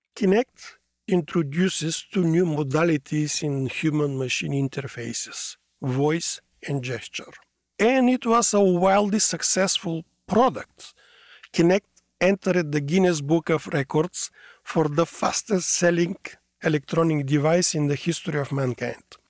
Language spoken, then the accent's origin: English; Bulgaria; moved away as an adult; also born or lived in Sofia, Bulgaria; now in Washington, United States; I'm born in a small country in Southeast Europe called Bulgaria